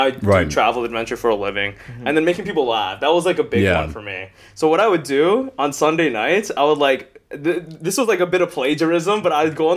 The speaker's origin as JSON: {"language": "English", "town": "Toronto", "region": "Ontario", "country": "Canada", "said": "I'm from Toronto."}